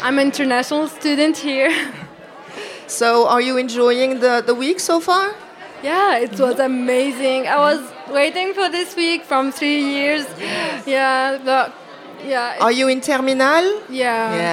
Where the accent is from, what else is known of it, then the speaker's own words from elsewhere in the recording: Syria; English is a second language; also born or lived in Beirut, Lebanon; now in France; I'm from Syria. I'm Kurdish Syrian, but I lived in Lebanon in Beirut